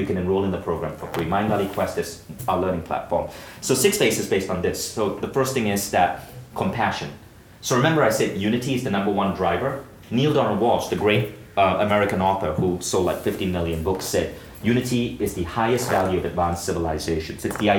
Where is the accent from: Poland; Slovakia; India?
India; And I can say that because I'm from India.